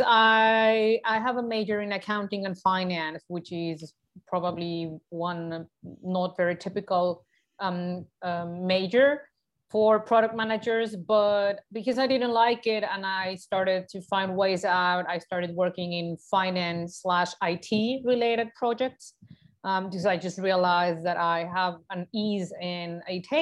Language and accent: English; Mexico; moved away as an adult; now in Germany; Mexico, my home country.